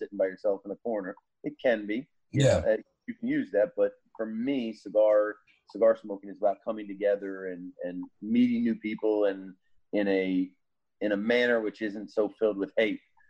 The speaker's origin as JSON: {"language": "English", "region": "Pennsylvania", "country": "United States", "moved": "yes", "lives_now": "Virginia, United States", "said": "I'm a Yankee, you know, I'm from Pennsylvania"}